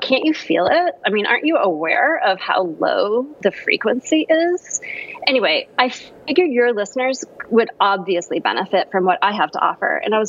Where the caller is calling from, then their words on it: California, United States; I'm calling from sunny Southern California.